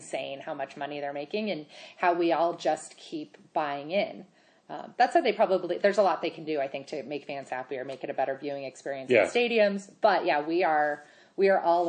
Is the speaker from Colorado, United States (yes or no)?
yes; Colorado, United States; I grew up here in Colorado